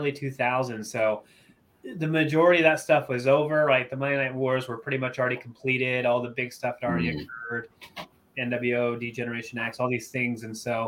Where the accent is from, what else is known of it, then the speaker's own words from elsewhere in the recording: Anderson, Indiana, United States; moved away as an adult; also born or lived in Dallas, Texas; now in Anchorage, United States; originally I'm from Anderson, Indiana